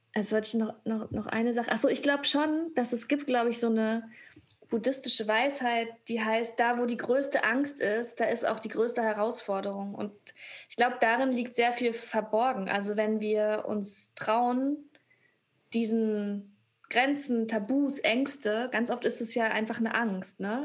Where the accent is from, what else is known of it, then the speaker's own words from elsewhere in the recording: GDR, East Germany, Germany; ich bin auch äh, in der DDR geboren